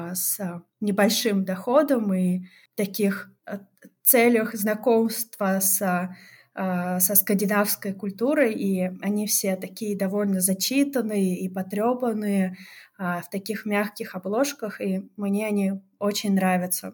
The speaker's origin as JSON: {"language": "Russian", "area": "a stanitsa in southern Russia", "region": "Krasnodar Krai", "country": "Russia", "tie": "born or raised there", "said": "Я действительно родилась на юге а, России, но в таком месте, которое называется Станица"}